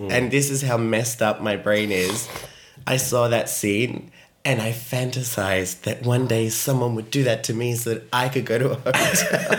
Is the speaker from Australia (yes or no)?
yes; Australia; I am Australian.